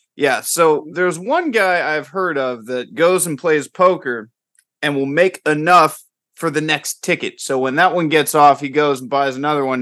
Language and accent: English; Tampa, Florida, United States; now in California, United States; I'm originally from Tampa Bay, like that whole area of Florida